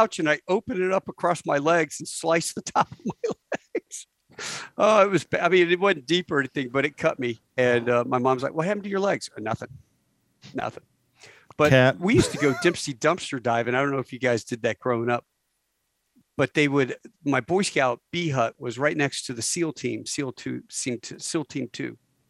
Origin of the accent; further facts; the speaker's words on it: Virginia, United States; I grew up on Little Creek Amphibious Base.